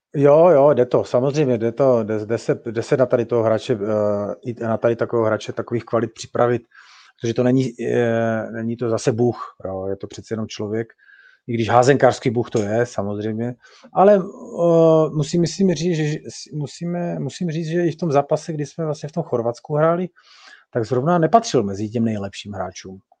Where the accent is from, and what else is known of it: Czechia